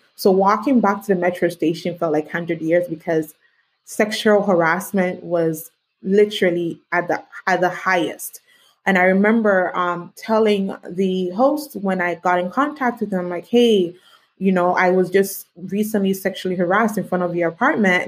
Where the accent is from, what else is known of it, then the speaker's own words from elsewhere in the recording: Canada; also born or lived in Ghana; I was born in mm-hmm. Ghana, but I was raised in Canada